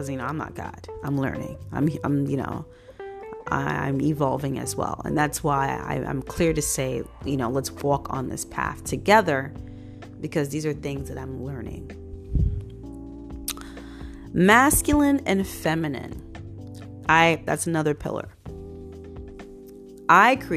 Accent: New York City, New York, United States; I grew up in Brooklyn, New York, born and raised

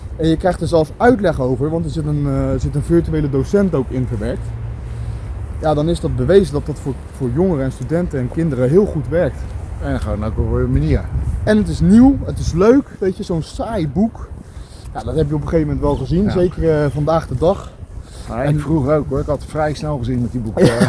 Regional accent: Schiedam, South Holland, Netherlands; now in Vlaardingen, Netherlands; ik ben een Schiedammer, net als jij. Ja. En onze roots liggen hier vlakbij in de Goorse

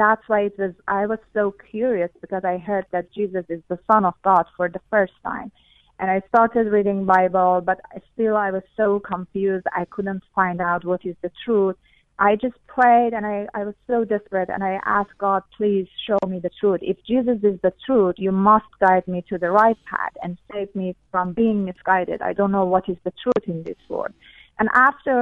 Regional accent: Iran; first language Persian; English is a second language; moved away; I grew up in Iran, which is an Islamic country

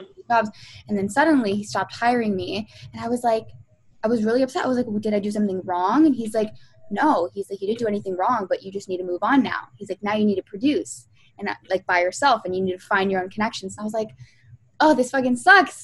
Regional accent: Toronto, Ontario, Canada; I'm from Toronto.

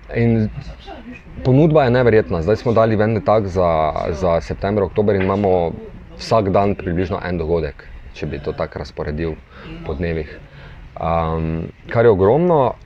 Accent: Maribor, Drava, Slovenia; živim samo kot Marijo Borčani, že celo življenje

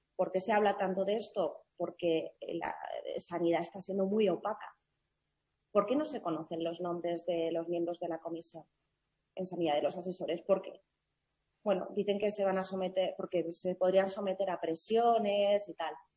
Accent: Madrid, Community of Madrid, Spain; mi madre es escocesa y mi padre es cubano, yo nací en Madrid, yo me siento más española que nadie

